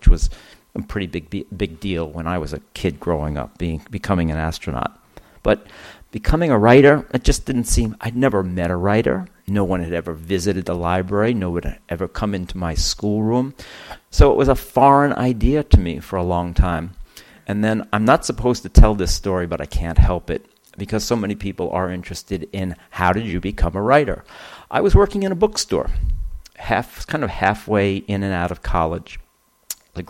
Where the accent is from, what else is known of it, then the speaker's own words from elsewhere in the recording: Mount Vernon, New York, United States; I grew up in Mount Vernon, New York.